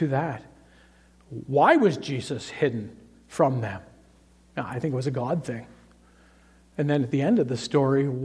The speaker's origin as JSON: {"language": "English", "town": "Toronto", "region": "Ontario", "country": "Canada", "tie": "born or raised there", "said": "I grew up in Toronto"}